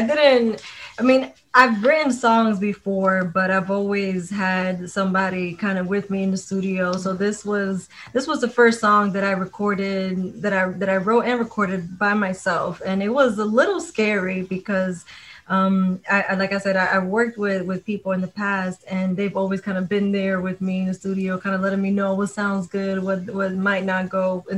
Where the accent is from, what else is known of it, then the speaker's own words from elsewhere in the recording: New York, United States; I grew up in New York. I grew up around hip hop